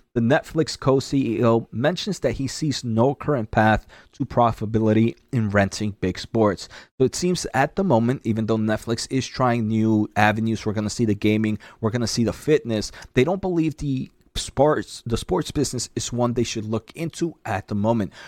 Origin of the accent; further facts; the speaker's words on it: New Jersey, United States; New Jersey. Uh, so that's my home state